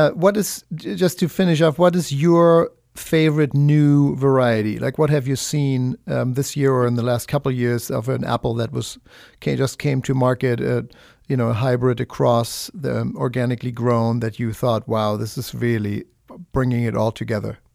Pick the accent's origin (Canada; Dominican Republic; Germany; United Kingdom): Germany; moved away; I'm from Germany. That's what I grew up with.